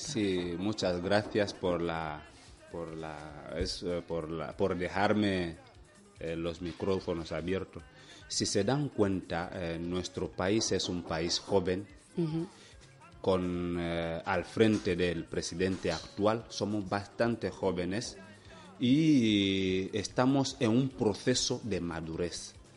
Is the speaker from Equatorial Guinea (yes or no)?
yes; Equatorial Guinea